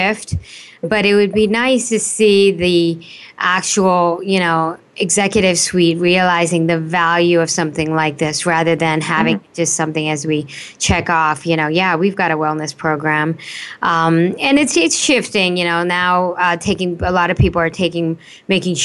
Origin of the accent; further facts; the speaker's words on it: Delhi, India; now in United States; I was born in Delhi. And I was spend most of my younger life in India.